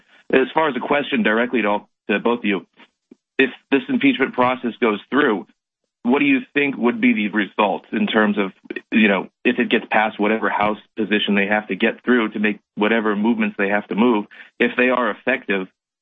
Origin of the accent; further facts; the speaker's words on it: California, United States; I'm from California. I'm from the cesspool of the United States where everything is the absolute worst.